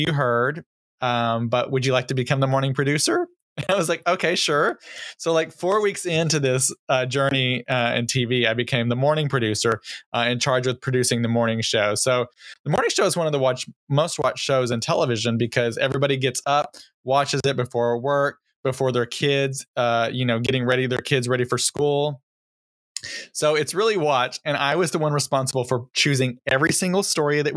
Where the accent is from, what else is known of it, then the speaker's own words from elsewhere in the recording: Texas, United States; moved away; I'm originally from Texas. And I don't know, sometimes my accent comes out.